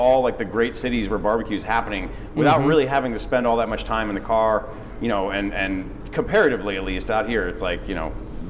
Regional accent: Detroit, Michigan, United States; now in Los Angeles, United States; I'm a transplant. Like a lot of people in Los Angeles, mm-hmm. I grew up in the Midwest originally. I grew up just outside of Detroit, in the suburbs. Was born and raised there

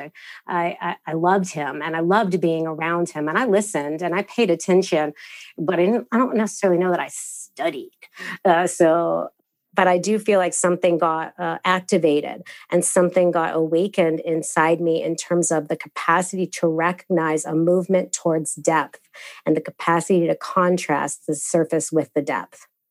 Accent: United States; I am a fumbling practitioner who's coming out of this Christian upbringing as an American

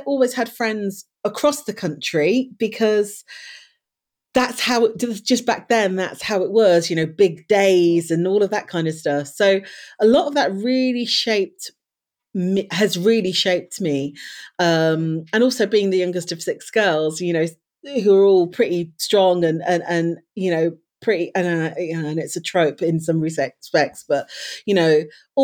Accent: Leicester, East Midlands, United Kingdom; I was born in Leicester, raised in Leicester in the East Midlands.

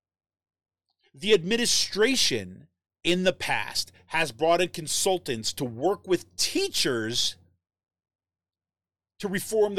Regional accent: Utica, New York, United States; moved away; I grew up in Utica, New York

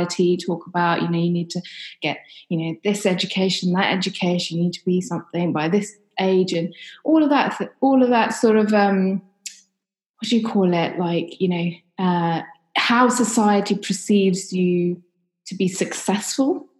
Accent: London, United Kingdom; So I grew up in London. I lived in a kind of ex-council estate.

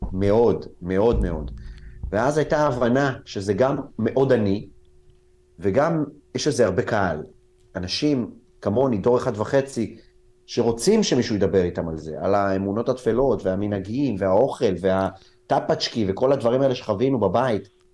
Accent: Israel; also born or lived in Soviet Union (born there); החברים שלי היו חברים ישראלים, גדלתי בסביבה ישראלית

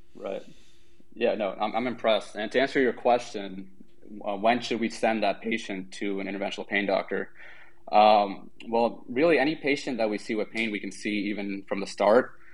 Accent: Germantown, Maryland, United States; also born or lived in Washington D.C. area; I'm currently a medical director at National Spine and Pain Centers in Germantown, Maryland, which is where I actually grew up.

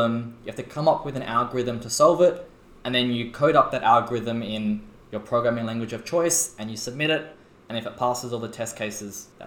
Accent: Adelaide, South Australia, Australia; now in Sydney, Australia; I'm from Adelaide

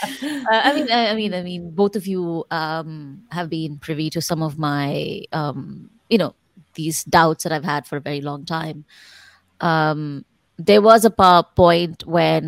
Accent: Chennai, Tamil Nadu, India; I was born and raised in Madras, which meant that language was an issue.

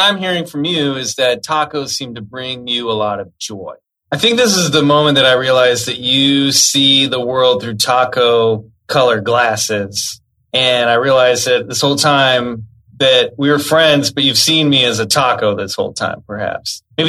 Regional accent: Olathe, Kansas, United States; born there; If you check my Wikipedia page, it says I was born in Olathe.

